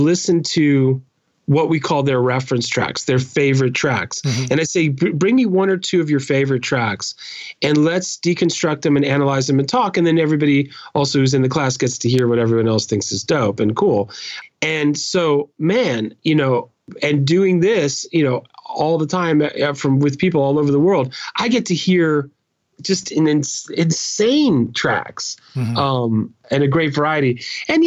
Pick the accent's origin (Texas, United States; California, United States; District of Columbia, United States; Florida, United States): California, United States; Oakland; now in New York, United States; I grew up in Oakland, California, Berkeley area, in the Bay Area